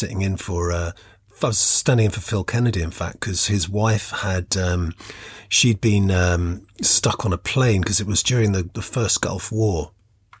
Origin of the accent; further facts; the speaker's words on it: London, United Kingdom; moved away as an adult; I wasn't from that area. I'm from London. I was kind of missing home